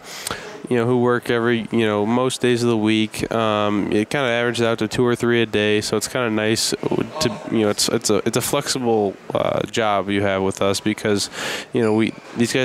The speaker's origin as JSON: {"language": "English", "region": "Illinois", "country": "United States", "said": "I'm really from Illinois"}